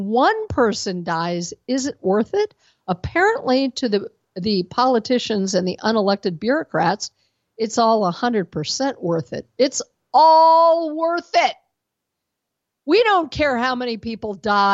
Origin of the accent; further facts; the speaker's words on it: Denver, Colorado, United States; moved away; I'm from Denver originally